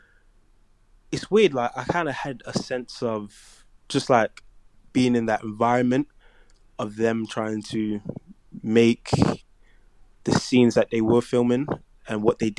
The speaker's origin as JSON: {"language": "English", "country": "Nigeria", "said": "But in terms of just like being Nigerian, you know, like that sense of like family, religion, and just knowing what is important"}